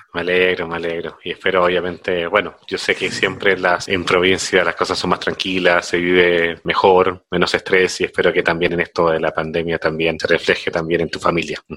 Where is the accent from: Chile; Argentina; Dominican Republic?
Chile; moved away as an adult; also born or lived in Peru; now in Mexico; yo soy de Chile, llevo acá en México 12 años